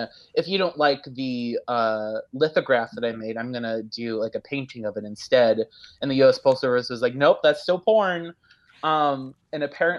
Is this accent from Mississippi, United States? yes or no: no; Iowa, United States; I grew up in Iowa. I'm an Iowa boy, born and raised.